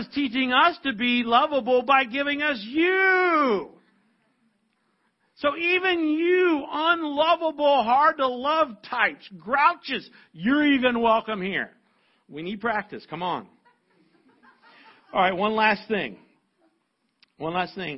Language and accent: English; United States; I'm a white, older American male